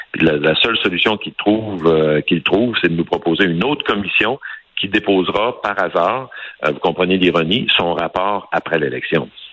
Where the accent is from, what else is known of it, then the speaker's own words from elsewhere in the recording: Saguenay, Quebec, Canada; chez moi au Saguenay